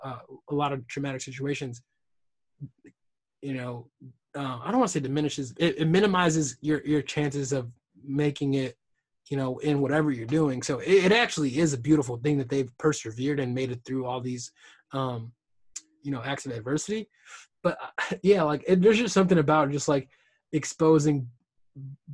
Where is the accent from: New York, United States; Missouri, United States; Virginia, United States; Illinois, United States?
Illinois, United States; Chicago; we're both from Chicago